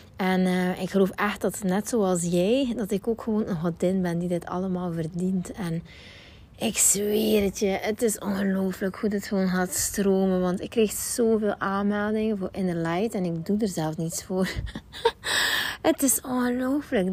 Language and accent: Dutch; West Flanders, Belgium; accent: West Flemish; ik ben een West-Vlaamse en ik vind het soms ook boertig klinken